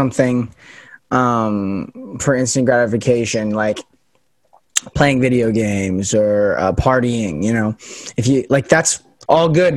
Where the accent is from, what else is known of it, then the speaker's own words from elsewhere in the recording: Las Vegas, Nevada, United States; accent: standard American; moved away as an adult; also born or lived in Pacific Northwest; I'm from Vegas, where it's super sunny.